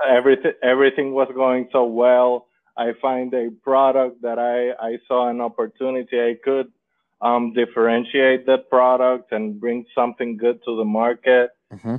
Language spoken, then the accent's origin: English; Dominican Republic; I am from Dominican Republic